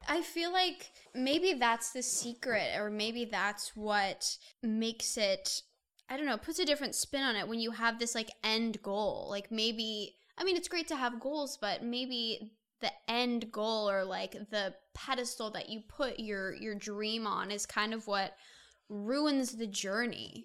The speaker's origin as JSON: {"language": "English", "region": "Indiana", "country": "United States", "moved": "yes", "lives_now": "Los Angeles, United States", "said": "I'm originally from Indiana"}